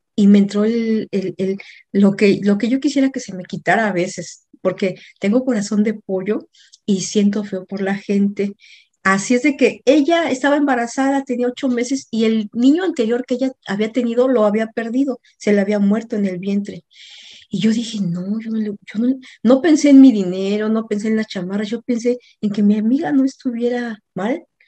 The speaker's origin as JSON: {"language": "Spanish", "country": "Mexico", "also_born_or_lived": "Mexico City, Mexico", "moved": "as an adult", "lives_now": "Atlanta, United States", "said": "mexicana, vivo en Atlanta, Georgia"}